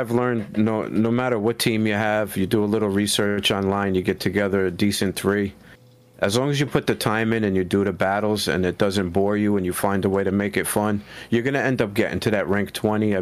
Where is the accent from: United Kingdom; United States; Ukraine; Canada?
United States; New Jersey; here in my hometown